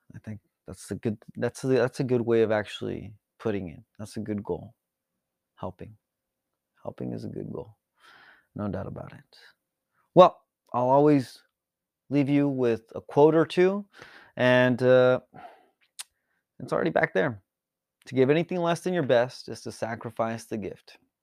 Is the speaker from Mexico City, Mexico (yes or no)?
no; Tijuana, Baja California, Mexico; now in San Diego, United States; I was born here in San Diego, California, and I was actually raised across the border in Tijuana, Baja California.